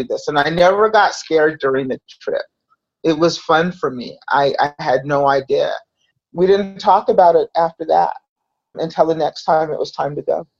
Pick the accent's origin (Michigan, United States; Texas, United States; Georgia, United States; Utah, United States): Utah, United States; Salt Lake City; I grew up in Salt Lake City, Utah